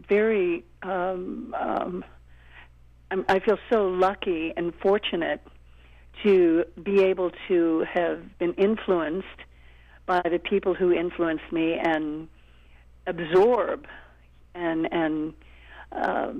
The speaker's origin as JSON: {"language": "English", "town": "Tulsa", "region": "Oklahoma", "country": "United States", "also_born_or_lived": "St. Louis, Missouri", "moved": "yes", "said": "I'm from Oklahoma, Tulsa"}